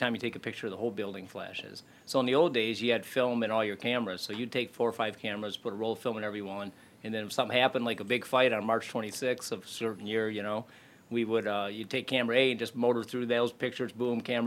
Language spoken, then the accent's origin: English; Saginaw, Michigan, United States; moved away; also born or lived in Memphis, Tennessee; Born and raised in Saginaw